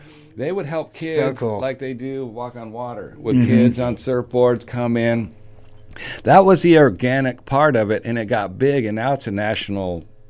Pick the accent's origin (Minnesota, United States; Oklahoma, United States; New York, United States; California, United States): California, United States; Ventura; So growing up on Pierrepont back then